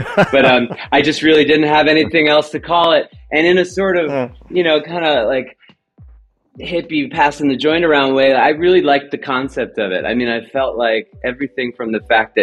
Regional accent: Los Angeles, California, United States; the San Fernando Valley where I was from

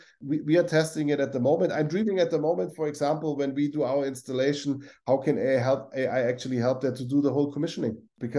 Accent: Augsburg, Bavaria, Germany; I grew up in Augsburg in Bavaria, and then I had several roles in Germany, and one was Saarbrücken.

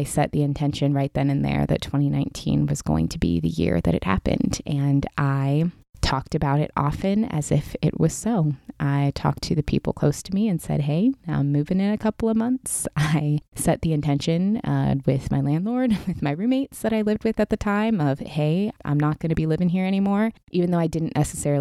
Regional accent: Pacific Northwest, United States; moved away as an adult; now in Southern California, United States; I grew up in the Pacific Northwest, was born and raised there

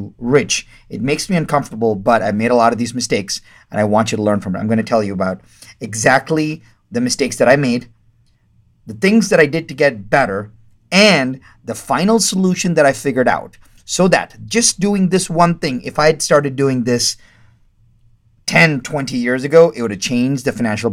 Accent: India; I'm Indian, and Indian people don't talk about money

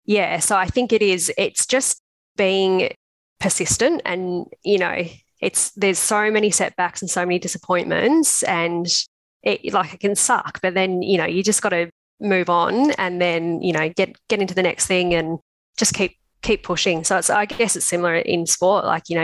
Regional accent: Melbourne, Victoria, Australia; also born or lived in Canberra; I'm actually from Melbourne originally. So I moved over to Canberra for 3 years to do the PhD.

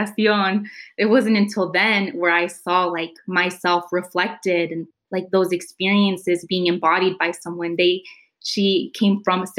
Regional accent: San Jose, California, United States; So I grew up in Eastside San Jose. I went to school in Eastside San Jose. Yet the demographic was very much Latino, Vietnamese

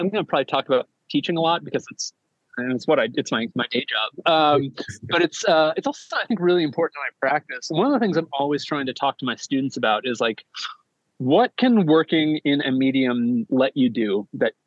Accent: United States; I'm American, we're in America

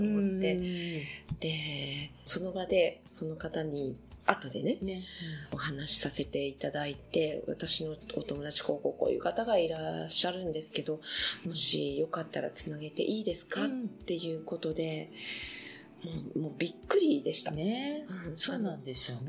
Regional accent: Beppu, Oita, Japan; born or raised there; now in Paris, France

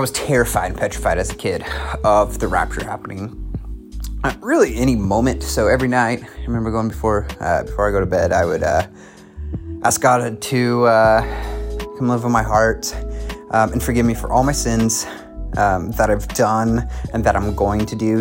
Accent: Oklahoma City, Oklahoma, United States; I'm from Oklahoma City, Oklahoma

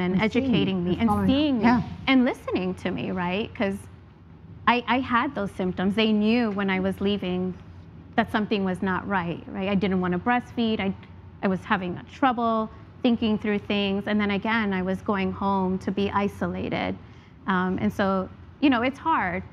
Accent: New York City, New York, United States; moved away; also born or lived in Atlanta; I grew up in the South Bronx

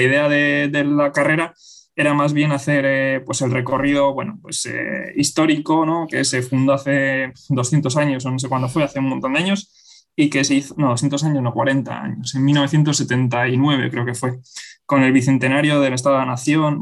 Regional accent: Bilbao, Basque Country, Spain; also born or lived in Zaragoza; regresé a Bilbao, que yo soy de Bilbao

